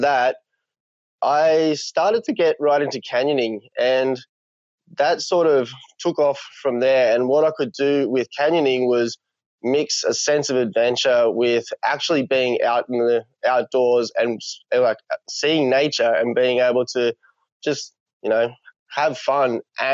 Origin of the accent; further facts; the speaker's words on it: Blaxland, New South Wales, Australia; I grew up in the Blue Mountains, in the lower Blue Mountains, a little town called Blaxland